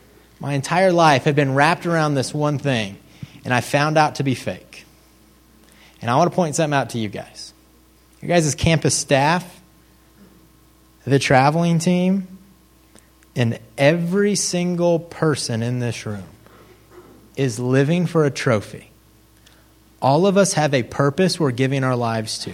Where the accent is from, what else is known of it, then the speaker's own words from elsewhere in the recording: Kansas, United States; I'm from Kansas.